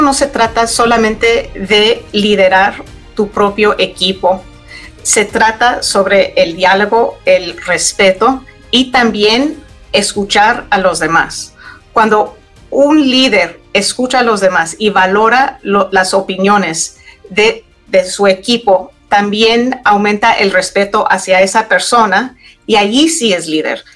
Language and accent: Spanish; Denver, Colorado, United States; moved away; Yo crecí en Denver, Colorado